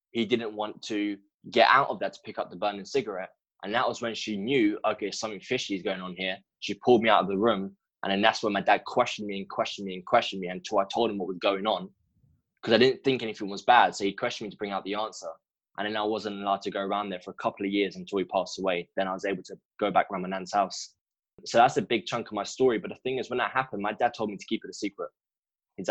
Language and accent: English; London, United Kingdom; I'm from London in the UK, and I was practically raised up in a broken home